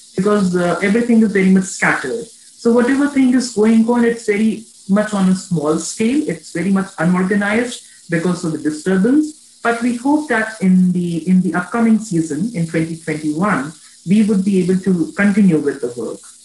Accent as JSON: {"language": "English", "country": "India", "said": "I'm just an Indian. I am an Indian"}